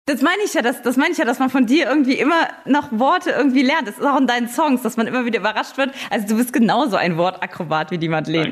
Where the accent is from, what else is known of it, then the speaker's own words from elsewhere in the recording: Saarbrücken, Saarland, Germany; ich komme aus Saarbrücken